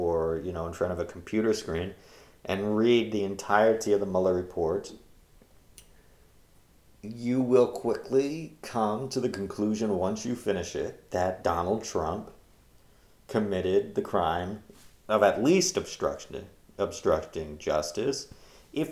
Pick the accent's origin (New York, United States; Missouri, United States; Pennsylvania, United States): Pennsylvania, United States; Pennsylvania, which is my home state